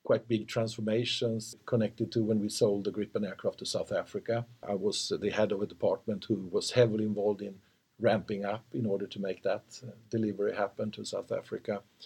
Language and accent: English; Motala, Östergötland, Sweden; also born or lived in Linköping; I've been living in Linköping for most of my time. I was born in Motala, but living in Linköping quite a long time.